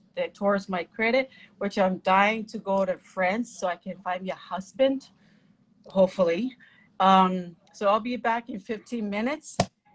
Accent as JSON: {"language": "English", "country": "Samoa", "said": "You're from Samoa and I'm also from Samoa."}